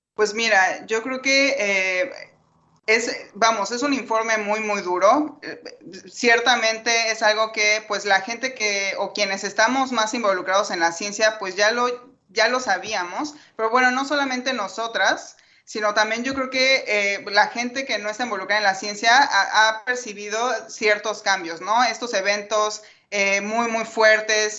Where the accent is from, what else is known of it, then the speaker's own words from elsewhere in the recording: Mexico; Yo soy una de las mexicanas